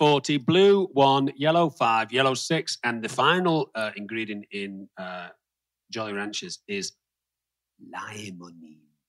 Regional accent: England, United Kingdom; now in United States; as a kid growing up, you growing up in Scotland, me growing up in England

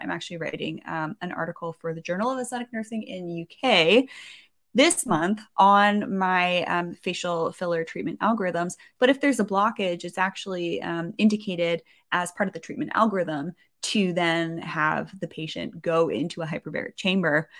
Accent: Canada; I'm a Canadian

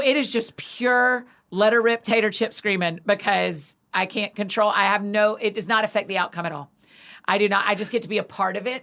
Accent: Atlanta, Georgia, United States; moved away; I grew up in Atlanta

